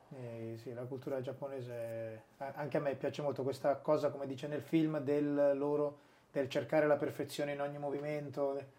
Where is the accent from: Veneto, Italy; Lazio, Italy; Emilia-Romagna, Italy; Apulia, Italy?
Emilia-Romagna, Italy; Sassuolo; moved away as an adult; also born or lived in Brescia; io sono nato e, e cresciuto a Sassuolo, vicino a Modena